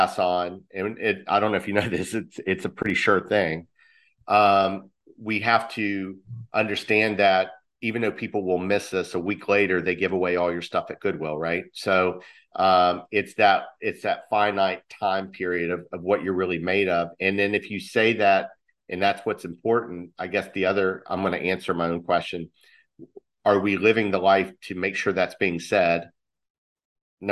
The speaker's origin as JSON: {"language": "English", "region": "West Virginia", "country": "United States", "said": "I'm from West Virginia"}